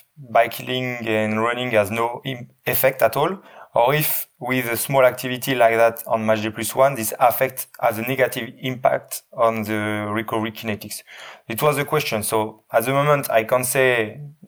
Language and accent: English; Lille, Hauts-de-France, France; English is a second language; moved away as an adult; now in Leeds, United Kingdom; I was born in Lille. I did all my studies in Lille. I worked 14 years